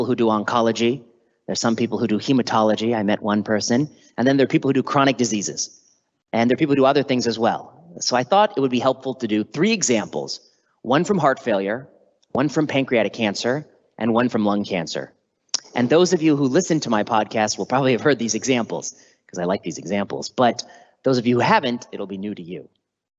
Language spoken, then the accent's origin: English; Chicago, Illinois, United States; moved away as an adult; also born or lived in Washington, District of Columbia, United States / Oregon; now in San Francisco, United States; My parents, of course, are from India, but I was born in the US and I grew up just outside of Chicago